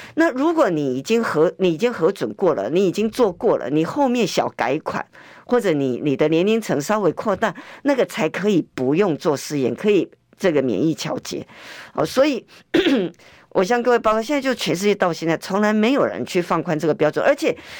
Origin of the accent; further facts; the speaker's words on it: Taiwan; 我们台湾人民